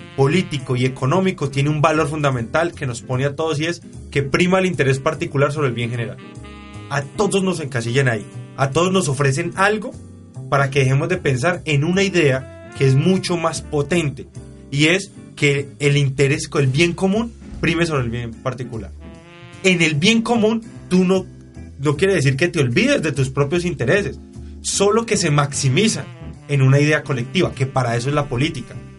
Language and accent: Spanish; Valle del Cauca, Colombia; somos nosotros, los vallecaucanos